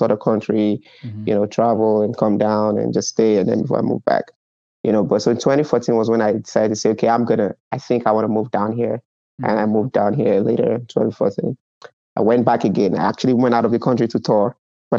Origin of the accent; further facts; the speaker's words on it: Lagos, Nigeria; now in United States; I was born in Lagos.